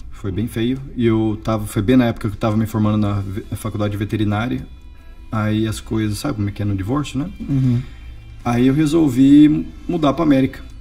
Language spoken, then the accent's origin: Portuguese; Bauru, São Paulo, Brazil; moved away as an adult; now in United States; Eu sou do interior de São Paulo, de Bauru.